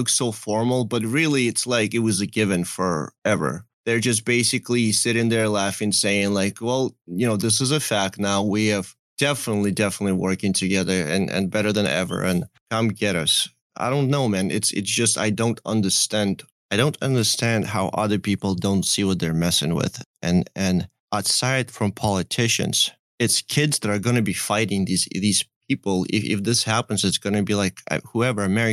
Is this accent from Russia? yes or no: yes; Russia; I was growing up in Russia